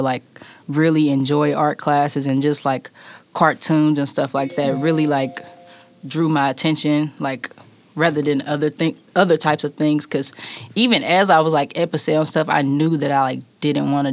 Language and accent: English; Kansas City, Missouri, United States; grew up like in the city of Kansas City, like Midtown area